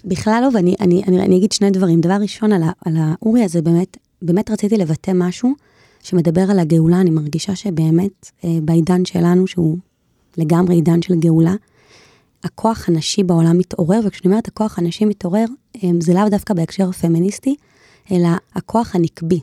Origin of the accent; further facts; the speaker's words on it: Jerusalem, Jerusalem District, Israel; אנחנו ירושלמים